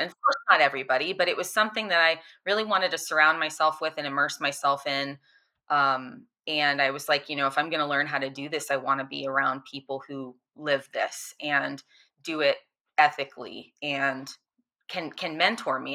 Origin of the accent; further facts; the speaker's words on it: Florida, United States; I grew up in Florida where it's hot and humid all the time